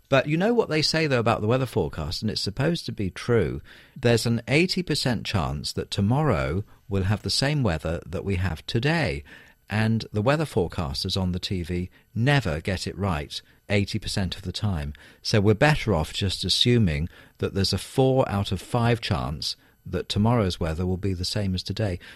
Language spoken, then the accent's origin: English; United Kingdom; I'm from Britain